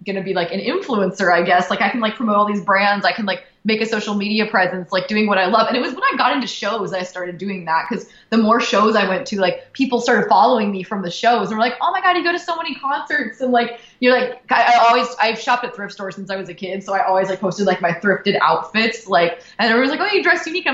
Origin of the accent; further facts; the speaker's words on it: Brea, California, United States; I lived in the same like area all my life, like Brea, California. It's Fullerton